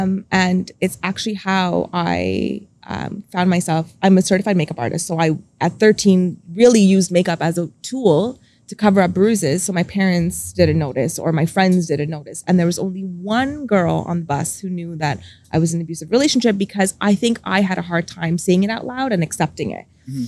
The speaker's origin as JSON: {"language": "English", "country": "India", "also_born_or_lived": "Dubai, United Arab Emirates", "lives_now": "Canada", "said": "being a Indian girl, it was very expected of me to just help raise my siblings."}